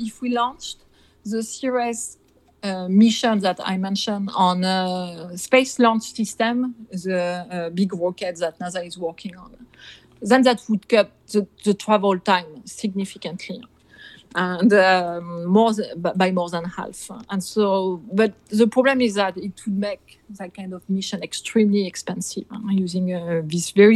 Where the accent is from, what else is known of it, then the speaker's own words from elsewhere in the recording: Nantes, Pays de la Loire, France; moved away as an adult; now in United States; I come from Nantes in France, in Brittany